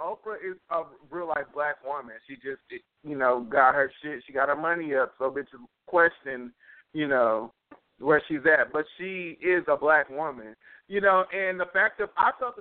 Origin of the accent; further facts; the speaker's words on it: United States; as an American